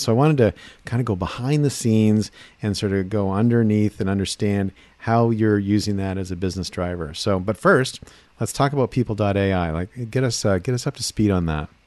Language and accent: English; Seattle, Washington, United States; I come from Seattle